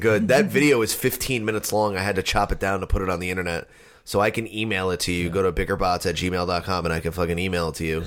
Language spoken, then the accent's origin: English; New Jersey, United States; we're from New Jersey